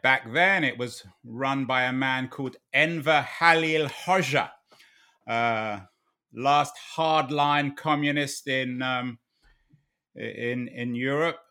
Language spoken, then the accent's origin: English; London, United Kingdom; Growing up in London in nineteen seventy